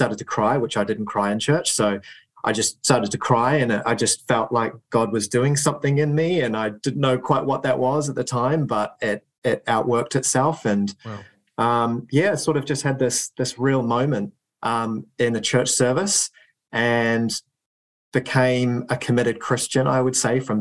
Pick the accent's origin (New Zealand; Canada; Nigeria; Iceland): New Zealand; now in United Kingdom; I grew up in New Zealand